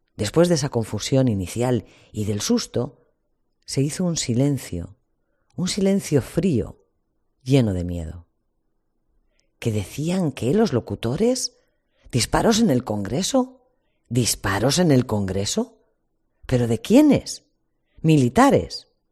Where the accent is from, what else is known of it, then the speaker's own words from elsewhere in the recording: Spain; Como españoles